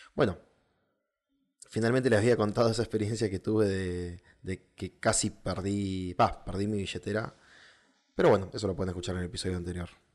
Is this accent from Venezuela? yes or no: no; southern Argentina, Argentina; yo soy del sur de Argentina